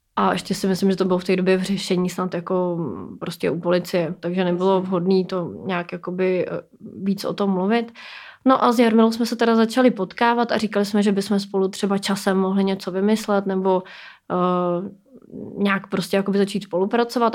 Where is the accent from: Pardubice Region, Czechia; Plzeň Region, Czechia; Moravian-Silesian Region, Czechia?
Plzeň Region, Czechia; Plzeň; mi je 33 let a pocházím z Plzně